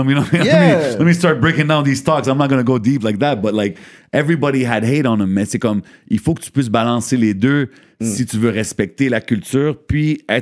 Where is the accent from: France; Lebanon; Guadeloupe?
Lebanon; Comme moi, je suis libanais.